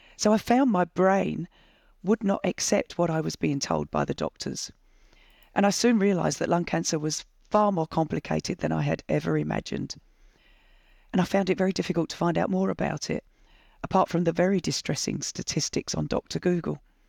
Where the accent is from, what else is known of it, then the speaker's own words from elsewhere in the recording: England, United Kingdom; moved away as an adult; now in Australia; I was born in England in nineteen sixty-four